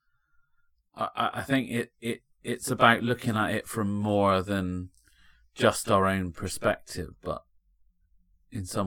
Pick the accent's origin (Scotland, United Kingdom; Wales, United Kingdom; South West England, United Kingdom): South West England, United Kingdom; Fishponds; I'm from Fishponds and that's now gentrified.